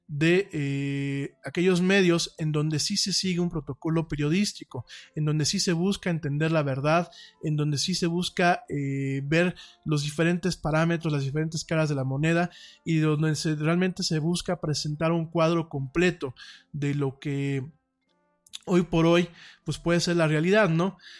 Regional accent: Mexico

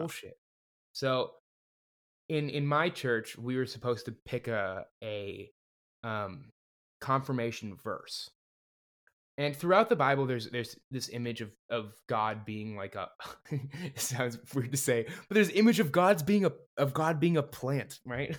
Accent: Livermore, California, United States; my hometown of Livermore, California

